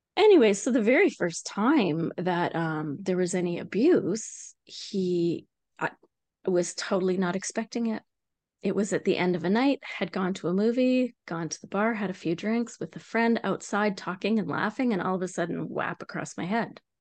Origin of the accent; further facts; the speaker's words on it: Vancouver Island, British Columbia, Canada; moved away as an adult; now in New Brunswick, Canada; I grew up in Canada. on a place called Vancouver Island